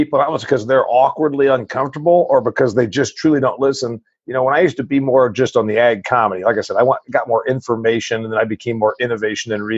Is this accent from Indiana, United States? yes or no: yes; Huntington, Indiana, United States; I'm a farm boy from a dairy farm in northern Indiana.